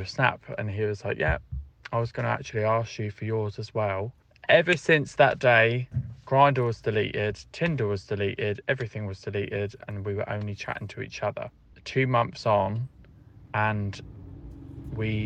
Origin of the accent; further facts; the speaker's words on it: Portsmouth, South East England, United Kingdom; I'm 25 and I'm from Portsmouth